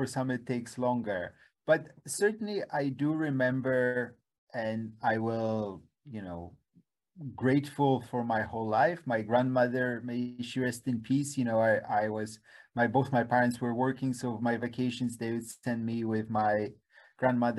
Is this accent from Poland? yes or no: yes; Poland; moved away; I grew up in Poland in the 1970s